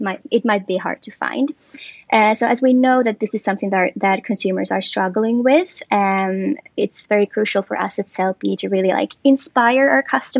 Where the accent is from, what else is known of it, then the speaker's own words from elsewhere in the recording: Finland; moved away; I'm originally from Finland